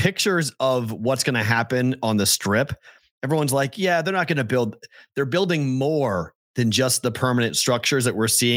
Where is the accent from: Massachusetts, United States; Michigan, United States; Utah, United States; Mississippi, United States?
Massachusetts, United States; Boston; I am the Bostonian